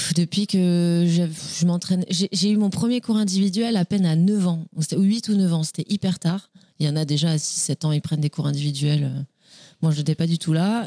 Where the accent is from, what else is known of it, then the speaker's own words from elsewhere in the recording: Nice, Provence-Alpes-Côte d'Azur, France; also born or lived in Le Cannet; je suis née à Nice, j'ai grandi à Nice